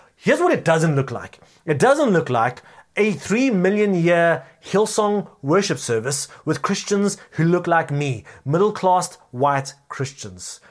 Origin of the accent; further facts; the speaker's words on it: South Africa; our culturally rich nation